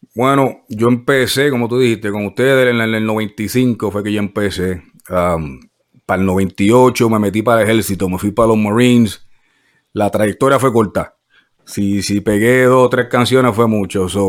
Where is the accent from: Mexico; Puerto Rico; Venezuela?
Puerto Rico; also born or lived in New York; yo nací en Nueva York, pero me quería en Puerto Rico